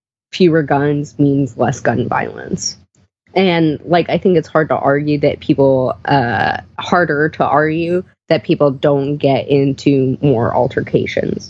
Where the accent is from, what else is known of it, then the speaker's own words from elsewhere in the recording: Texas, United States; I am from Texas. Like, I'm genuinely from Texas.